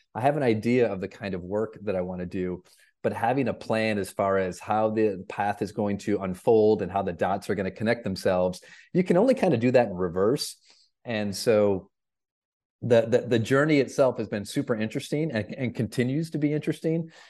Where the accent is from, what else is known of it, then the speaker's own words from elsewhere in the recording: Flint, Michigan, United States; moved away; I grew up in Flint, Michigan